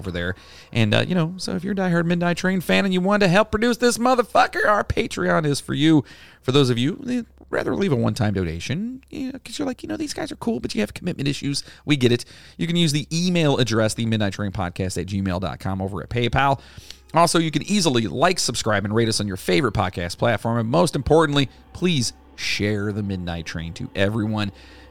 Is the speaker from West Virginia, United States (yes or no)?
yes; West Virginia, United States; moved away; I am from West Virginia